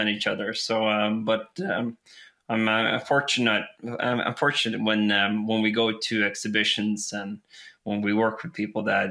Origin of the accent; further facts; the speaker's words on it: West Coast of Norway, Western Norway, Norway; now in Elverum, Norway; I live in Elverum in Norway, but I'm from the West Coast